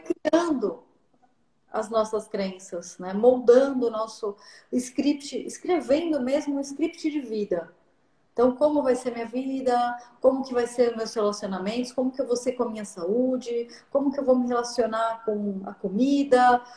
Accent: São Paulo, Brazil; eu sou de São Paulo

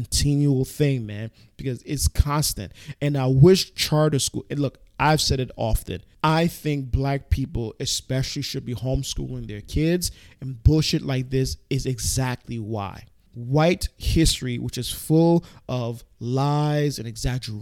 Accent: New York City, New York, United States; I'm a New Yorker native through and through.

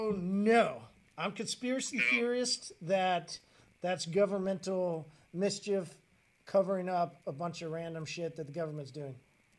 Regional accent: Midwest, United States; hey, listen, man, we're from the Midwest

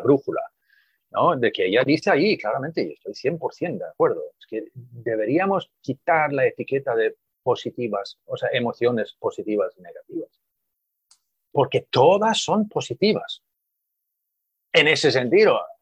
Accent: Sweden; now in Spain; volver a mi país de origen

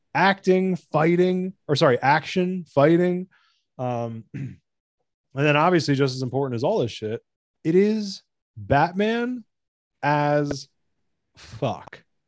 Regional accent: United States; I'm American

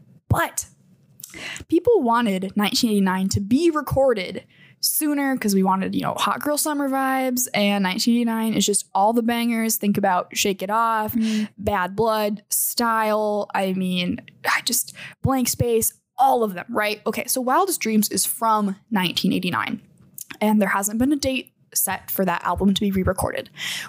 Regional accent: Midwest, United States; This is Midwest garbage fire. And I'm from the Midwest. This hurts.

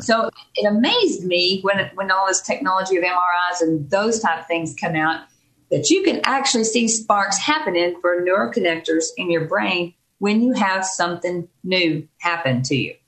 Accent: Texas, United States; moved away as an adult; also born or lived in Dallas Fort Worth area, Texas; now in Davis, United States; we're originally from Texas.

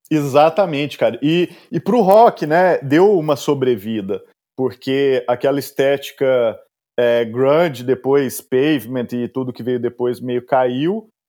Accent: Araguari, Minas Gerais, Brazil; moved away as an adult; now in São Paulo, Brazil; Eu, eu nasci em Araguari, uma cidade muito pequena.

